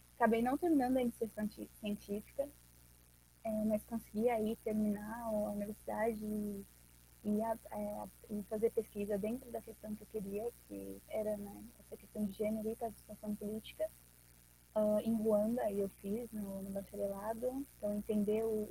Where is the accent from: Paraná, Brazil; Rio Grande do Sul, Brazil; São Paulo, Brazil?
São Paulo, Brazil; Suzano; now in Mogi das Cruzes, Brazil; sou de Suzano, Zona Leste de São Paulo, né? Eu tenho 25 anos, é, sou nascida e crescida aqui, moro em Mogi.